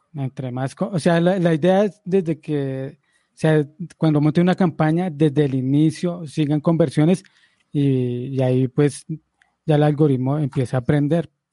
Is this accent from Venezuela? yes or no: no; Colombia; yo como colombiano